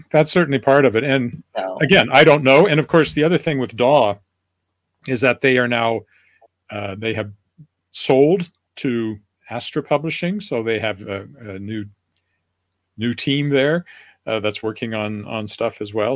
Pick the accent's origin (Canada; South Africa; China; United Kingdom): Canada; I'm Canadian